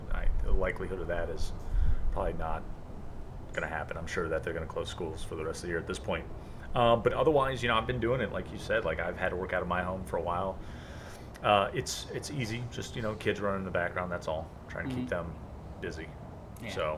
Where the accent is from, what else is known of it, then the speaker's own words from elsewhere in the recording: Cleveland, Ohio, United States; I'm from Cleveland